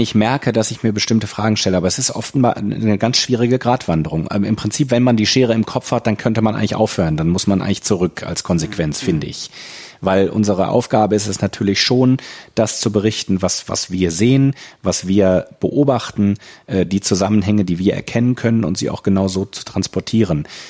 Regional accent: Germany; moved away as an adult; now in China

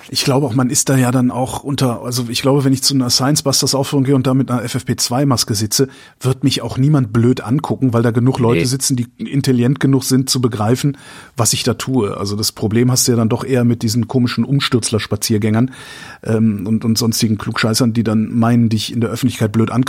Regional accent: Cologne, North Rhine-Westphalia, Germany; ich bin Kölner. Ich, ich habe noch nie was von Hachenburg

